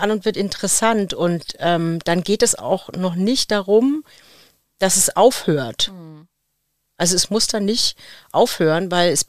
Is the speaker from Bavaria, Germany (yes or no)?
yes; Bavaria, Germany; Ich komme aus Unterfranken und ich liebe es, Bratwürste zu essen.